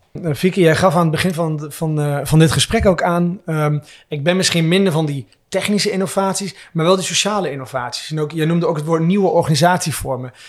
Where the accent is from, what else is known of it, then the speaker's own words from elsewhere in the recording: Twente, Overijssel, Netherlands; ik kom zelfs uit Twente